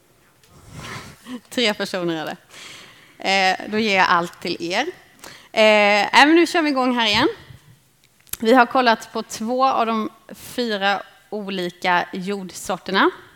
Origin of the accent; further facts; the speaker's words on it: Småland, Sweden; Jag växte upp i Småland